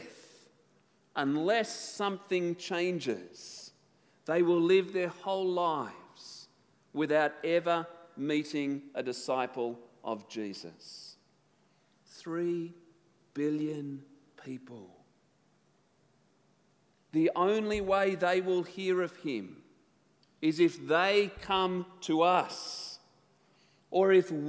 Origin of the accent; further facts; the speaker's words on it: Tasmania, Australia; I come from Tasmania